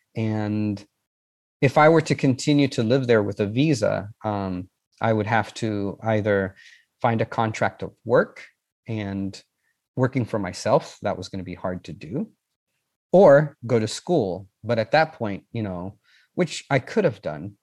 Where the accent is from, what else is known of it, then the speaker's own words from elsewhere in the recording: San Diego, California, United States; moved away as an adult; also born or lived in Rome; I'm from San Diego